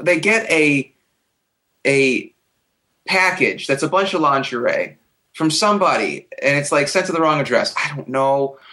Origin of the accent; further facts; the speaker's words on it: Ohio, United States; my hometown in bumfuck Ohio